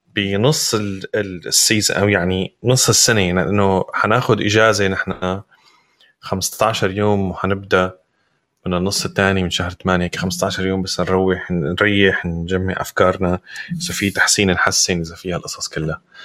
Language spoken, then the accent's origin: Arabic; Syria; now in Europe; نحن كسوريين